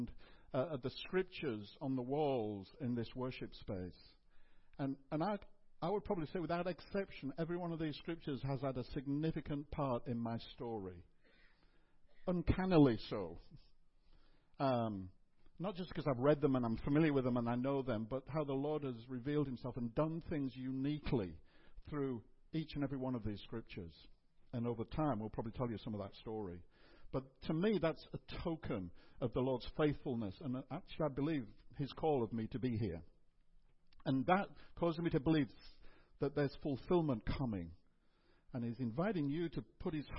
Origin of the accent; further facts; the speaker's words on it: England, United Kingdom; I sort of grew up in a home where it was assumed we were Christian because we're British and English.